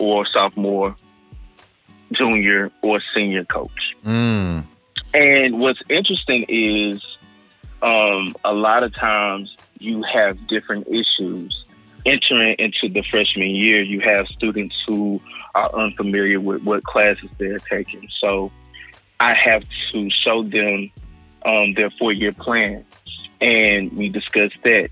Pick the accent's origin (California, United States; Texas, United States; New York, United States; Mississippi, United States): Mississippi, United States; Hattiesburg; I am from Hattiesburg, Mississippi